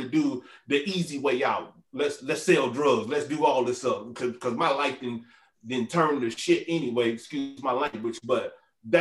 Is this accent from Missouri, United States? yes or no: yes; St. Louis, Missouri, United States; moved away; I'm from St. Louis.